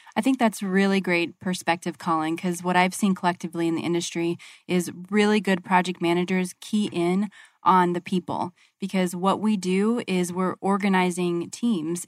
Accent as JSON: {"language": "English", "region": "Arizona", "country": "United States", "said": "I'm from Arizona and I'm still in Arizona"}